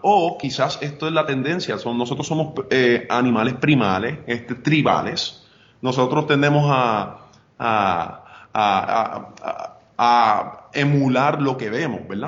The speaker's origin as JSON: {"language": "Spanish", "town": "Arecibo", "country": "Puerto Rico", "tie": "born or raised there", "also_born_or_lived": "North Dakota, United States", "moved": "as an adult", "said": "yo soy nacido y criado en Arecibo, yo soy de Ato Arriba"}